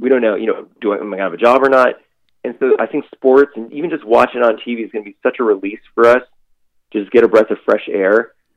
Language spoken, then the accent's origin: English; Boston, Massachusetts, United States; moved away as an adult; I'm born and raised in Boston. Was there for 30 years